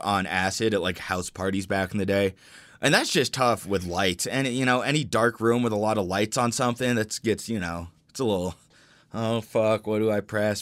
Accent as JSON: {"language": "English", "town": "Denver", "region": "Colorado", "country": "United States", "tie": "born or raised there", "said": "growing up in Denver"}